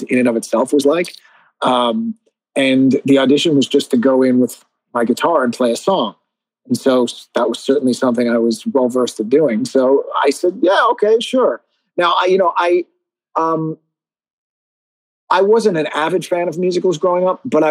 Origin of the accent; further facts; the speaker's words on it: New York City, New York, United States; also born or lived in Long Island, New York / Syosset, New York / Manhattan; I was born in the Bronx, and when I was about 10 years old, I moved to Long Island